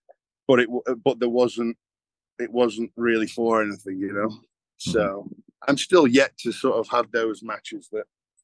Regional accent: England, United Kingdom; moved away; we're obviously born and raised in England

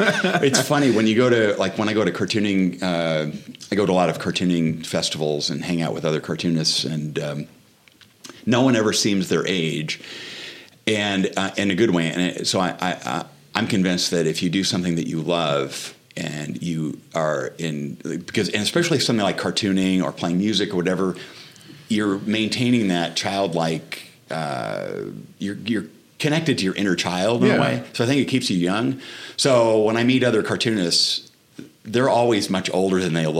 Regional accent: Omaha, Nebraska, United States; moved away as an adult; I grew up in Omaha, in South Omaha, small working class neighborhood

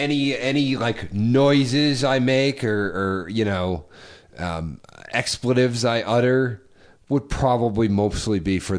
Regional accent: New England, United States; But I'm from New England.

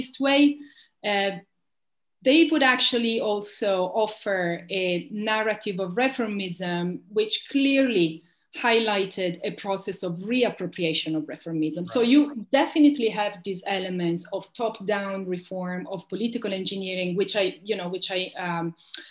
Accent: Italy; the reformism I grew up with in Italy

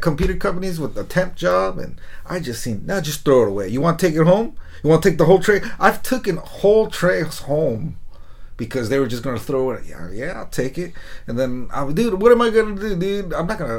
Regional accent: United States; I was born here, first generation.

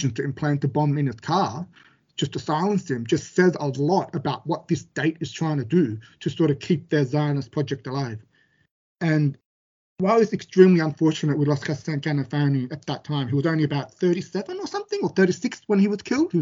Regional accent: Australia; I was born in Australia

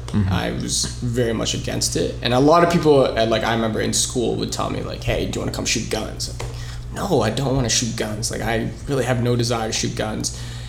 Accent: Canada; also born or lived in United States; we're all Canadians and that's how we're connected. But like, I'm happy that I'm Filipino Lebanese.

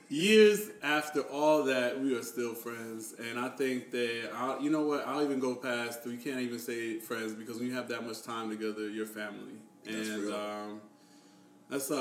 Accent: Maryland, United States; I was born in Maryland

